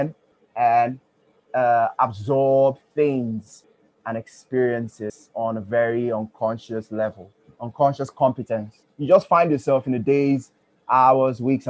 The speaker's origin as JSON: {"language": "English", "country": "Nigeria", "also_born_or_lived": "Ughelli", "lives_now": "Port Harcourt, Nigeria", "said": "I'm from Nigeria. And in my secondary school, I was abused a lot"}